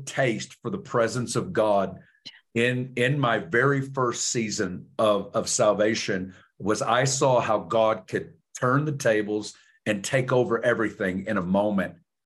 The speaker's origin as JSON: {"language": "English", "town": "Alma", "region": "Arkansas", "country": "United States", "tie": "born or raised there", "accent": "Southern", "moved": "yes", "said": "you're going to hear a Southern accent for you listeners out there. I'm from Northwest Arkansas, little town called Alma, about 3,000 people. My dad was a factory worker."}